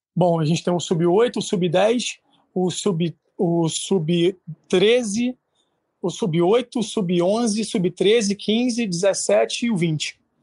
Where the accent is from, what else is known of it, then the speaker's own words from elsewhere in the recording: Rio de Janeiro, Brazil; moved away as an adult; now in Santo Antônio de Pádua, Brazil; eu sou do Rio de Janeiro, hoje estou morando em Pado